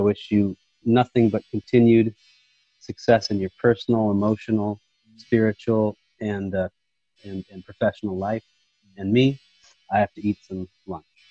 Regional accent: Monterey, California, United States; living in Monterey, growing up in Monterey, like, we didn't have a lot of culture

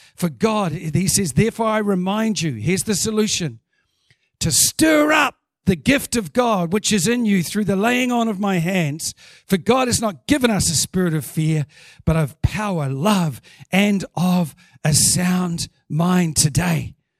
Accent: New Zealand; as a Kiwi

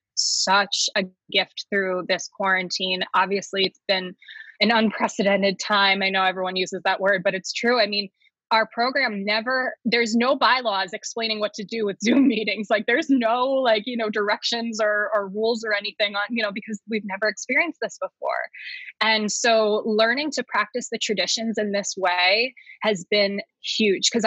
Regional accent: New Jersey, United States; moved away; I'm originally from New Jersey

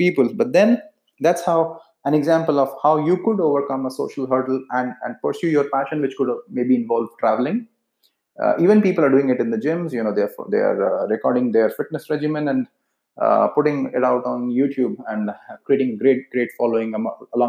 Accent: India; accent: Indian; Being from India, my accent is pretty much Indian

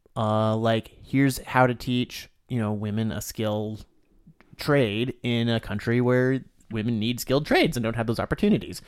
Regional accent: Florida, United States; I grew up in Florida

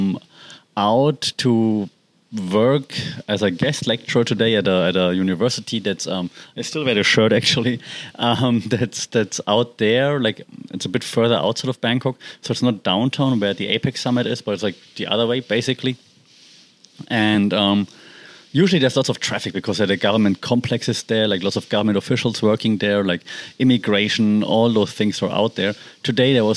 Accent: Germany; accent: German; English is a second language; now in Thailand; I'm German, as you know and can guess from my accent

